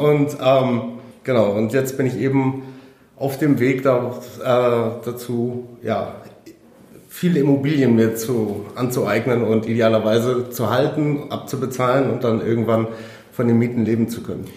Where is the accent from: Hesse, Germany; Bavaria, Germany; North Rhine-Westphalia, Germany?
Bavaria, Germany; Munich; ich bin 33 Jahre alt, ich komme aus München